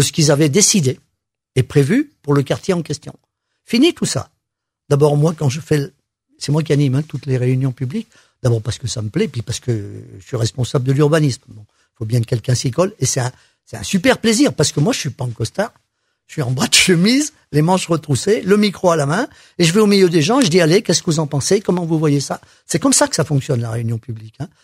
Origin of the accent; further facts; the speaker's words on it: Saint-Étienne, Auvergne-Rhône-Alpes, France; Je suis stéphanois